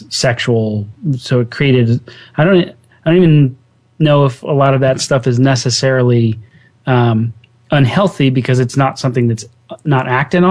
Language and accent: English; Ohio, United States; I didn't grow up in a religious household, and I grew up in Ohio.